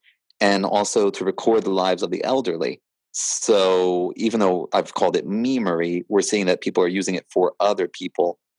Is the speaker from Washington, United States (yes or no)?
no; Pennsylvania, United States; I think of myself as an American first rather than a Pennsylvanian